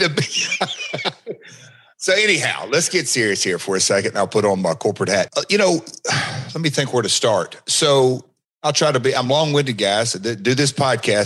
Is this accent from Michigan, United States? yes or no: no; Nashville, Tennessee, United States; I'm from Nashville